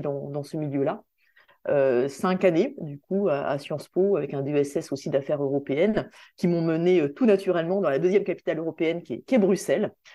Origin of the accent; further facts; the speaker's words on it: Saint-Denis, Réunion; moved away as an adult; also born or lived in Strasbourg / Brussels; je suis réunionnais, je suis née à La Réunion, j'ai fait toute ma scolarité à, l'île de La Réunion, euh, à Saint-Denis.